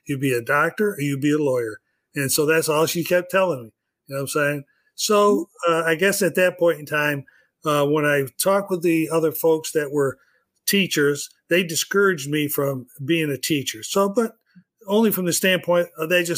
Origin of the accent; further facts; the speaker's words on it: New York, United States; moved away; I'm originally from New York